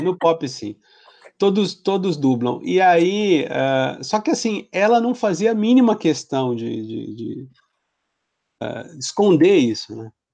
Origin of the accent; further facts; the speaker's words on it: Santos, São Paulo, Brazil; eu sou de Santos